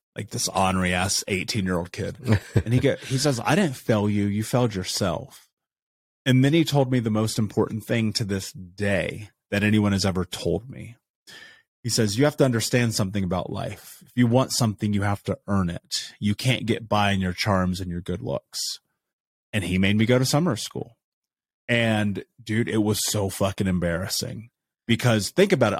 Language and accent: English; Indiana, United States; I grew up in Indiana.